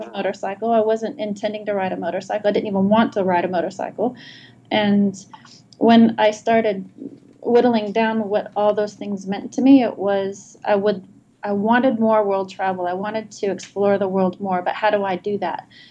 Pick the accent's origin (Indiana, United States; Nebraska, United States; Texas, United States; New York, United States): Indiana, United States; Indianapolis; moved away as an adult; now in Adelaide, Australia; I was born in Indianapolis, Indiana, and residing in Adelaide, South Australia